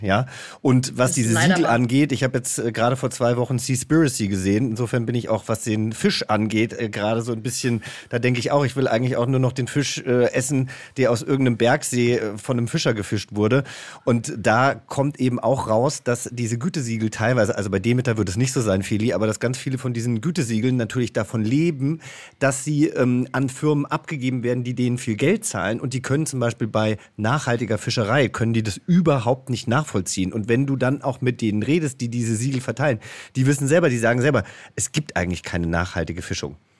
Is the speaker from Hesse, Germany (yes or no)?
yes; Hesse, Germany; also born or lived in Franconia / Bavaria; now in Berlin, Germany; ich komme ja aus Hessen